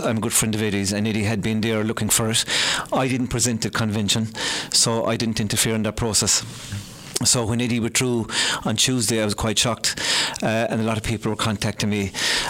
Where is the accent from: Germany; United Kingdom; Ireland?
Ireland; Killeedy Parish, Munster; moved away as an adult; now in Newcastle West, Ireland; I'm originally from Killeedy Parish. Moved to Newcastle West about 25 years ago